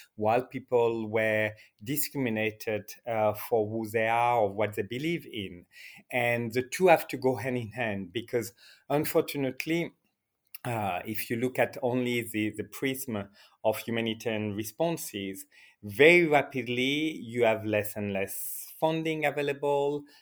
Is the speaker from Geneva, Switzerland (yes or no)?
yes; Geneva, Switzerland; now in Iraq; I'm born in Geneva